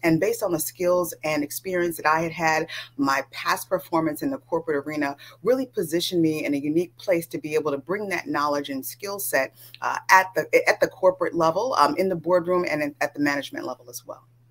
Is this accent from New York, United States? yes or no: no; California, United States; I grew up in California